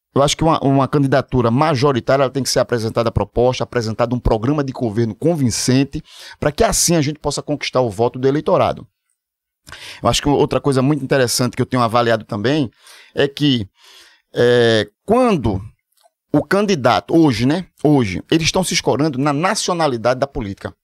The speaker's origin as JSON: {"language": "Portuguese", "town": "Olinda", "region": "Pernambuco", "country": "Brazil", "said": "Sou de Olinda"}